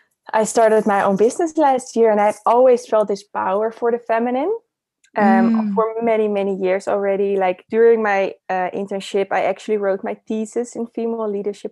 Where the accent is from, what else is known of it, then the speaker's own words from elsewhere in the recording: Netherlands; accent: Dutch; moved away; also born or lived in Amsterdam; So I'm originally from the Netherlands. So that's where my accent is coming from